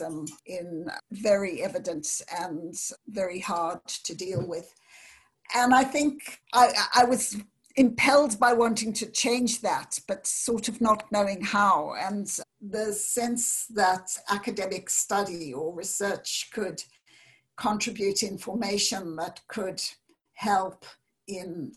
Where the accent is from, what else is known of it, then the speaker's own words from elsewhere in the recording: South Africa; I grew up in South Africa in the period of apartheid, in a very segregated society